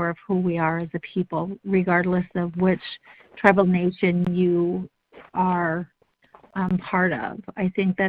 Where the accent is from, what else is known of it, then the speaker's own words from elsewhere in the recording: Northern Michigan, United States; I'm from Northern Michigan